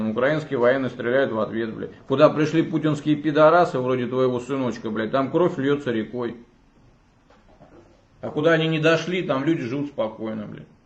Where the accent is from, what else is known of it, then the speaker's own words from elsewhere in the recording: Russia; Я из, из России, мне вообще все равно